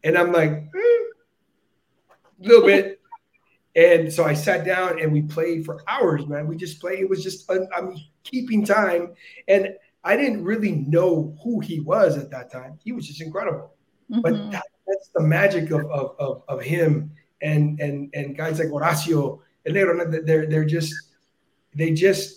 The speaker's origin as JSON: {"language": "English", "town": "Brownsville", "region": "Texas", "country": "United States", "tie": "born or raised there", "also_born_or_lived": "Boston", "moved": "yes", "said": "I'm from Brownsville, Texas. That's where I was born and raised"}